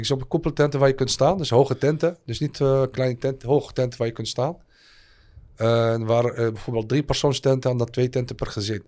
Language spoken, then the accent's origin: Dutch; Al Hoceima, Tanger-Tetouan-Al Hoceima, Morocco; moved away; also born or lived in Netherlands; Ik kom zo dus uit Al-Huzima. Het dorp waar ik ben geboren